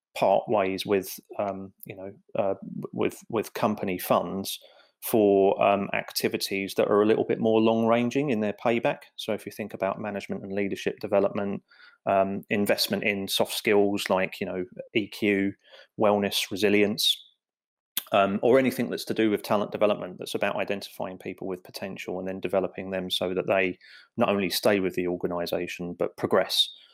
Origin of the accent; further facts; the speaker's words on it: London, United Kingdom; I grew up in the East End of London